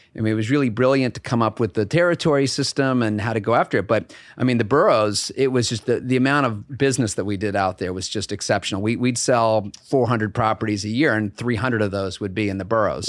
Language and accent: English; Bethesda, Maryland, United States; moved away as an adult; also born or lived in Burlington, Vermont / Madison, Wisconsin / Hamilton, New York; my father was transferred to the Washington Hospital Center. So I was in Bethesda, Maryland for at least ten, fifteen years.